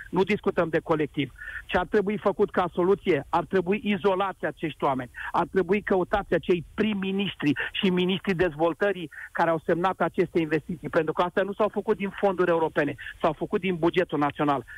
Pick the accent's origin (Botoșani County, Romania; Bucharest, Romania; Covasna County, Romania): Bucharest, Romania; eu ca bucureștean